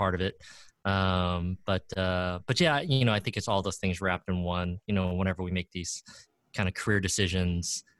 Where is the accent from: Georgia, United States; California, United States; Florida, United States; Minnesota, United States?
California, United States; Orange County; also born or lived in Oakland, California; I grew up in Orange County, California. I was actually born in the Bay Area